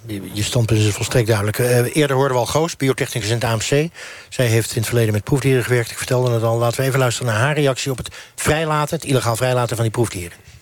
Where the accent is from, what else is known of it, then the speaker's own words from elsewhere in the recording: Netherlands; Wij willen als Hollanders, zeg ik maar even als vertegenwoordiger daarvan